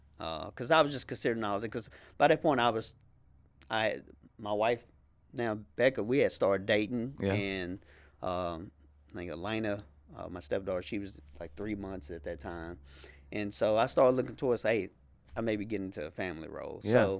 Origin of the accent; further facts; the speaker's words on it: Shreveport, Louisiana, United States; And look, I'm from Shreveport.